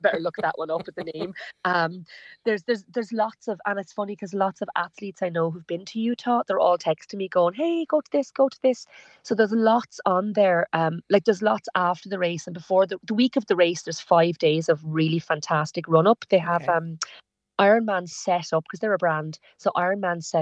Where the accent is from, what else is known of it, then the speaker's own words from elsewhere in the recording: Ireland; as Irish people